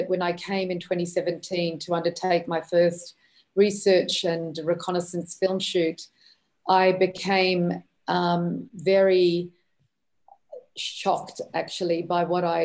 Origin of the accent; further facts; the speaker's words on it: Australia; also born or lived in Lebanon; I grew up in Australia